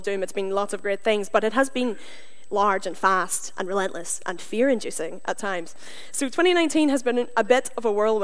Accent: Northern Ireland, United Kingdom; moved away as an adult; also born or lived in Canada; now in Glasgow, United Kingdom; I'm from Northern Ireland. I don't destroy the English language because of choice, but because of where I'm from

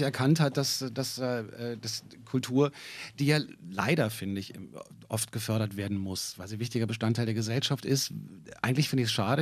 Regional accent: Berlin, Germany; ich bin gebürtiger Berliner

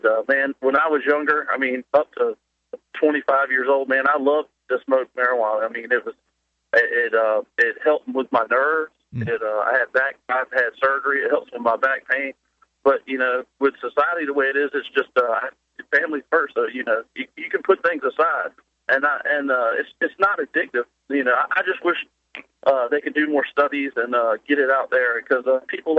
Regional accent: Virginia, United States; I'm from Virginia

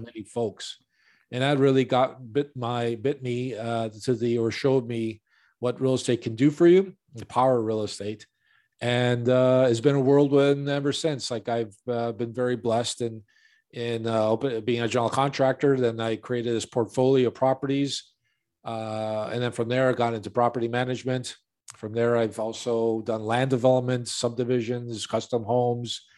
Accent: Chicago, Illinois, United States; born and raised in Chicago on the north side

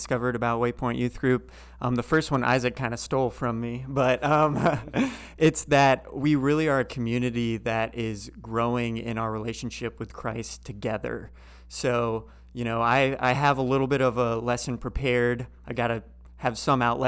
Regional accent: Leesburg, Florida, United States; moved away as an adult; also born or lived in Salt Lake City, Utah / Birmingham, Alabama; now in Durham, United States; grew up in Central Florida in a small town called Leesburg, just northwest of Orlando.

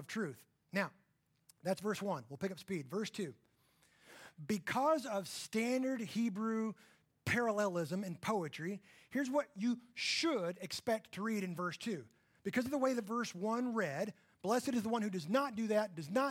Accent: Texas panhandle, United States; I grew up in the Texas panhandle, where we had about 100 cows for every human

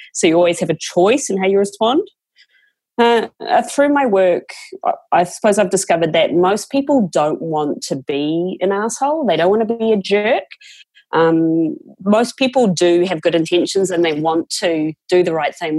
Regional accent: New Zealand; moved away; I was one of five kids, Catholic family, growing up in New Zealand.

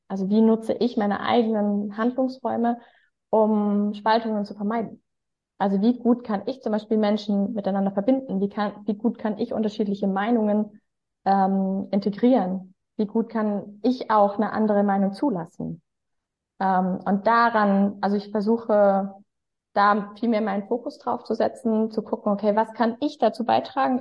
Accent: Freiburg im Breisgau, Baden-Württemberg, Germany; now in Hamburg, Germany; Aber in mir ruht natürlich eigentlich ein Schwarzwaldmädchen ich bin ja eigentlich geboren in Freiburg im Breisgau.

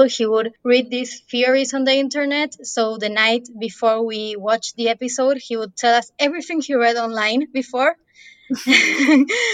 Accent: Argentina; I'm from Argentina

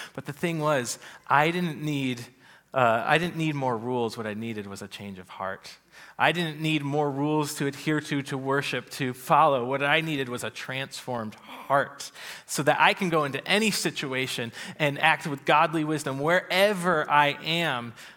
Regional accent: United States; we grew up in America in a free country with democracy

